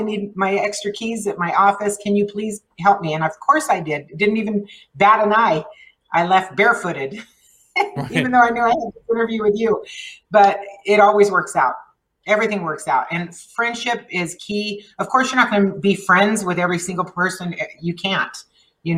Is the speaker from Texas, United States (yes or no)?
yes; El Paso, Texas, United States; first language Spanish; English is a second language; I grew up here. I was born and raised here.